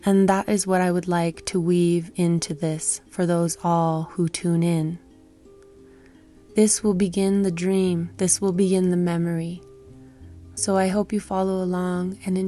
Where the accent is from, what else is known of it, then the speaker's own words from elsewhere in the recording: Hana, Hawaii, United States; now in Glorieta, New Mexico, United States; I recognize the land and water in which I was born and which raised me a sacred space